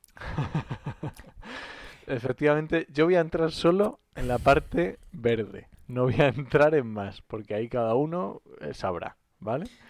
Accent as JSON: {"language": "Spanish", "region": "Asturias", "country": "Spain", "said": "yo soy asturiano"}